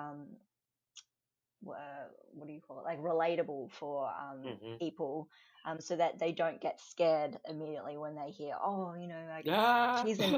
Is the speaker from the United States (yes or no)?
no; Australia; Born and raised in Australia.